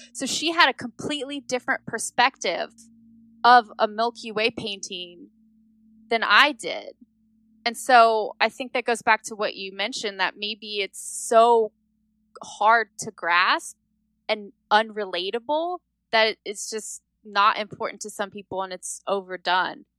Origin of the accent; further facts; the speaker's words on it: Indiana, United States; I grew up in Indiana on a farm